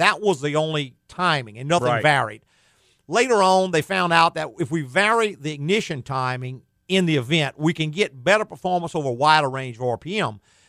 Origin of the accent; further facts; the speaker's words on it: the South, United States; We're from the South.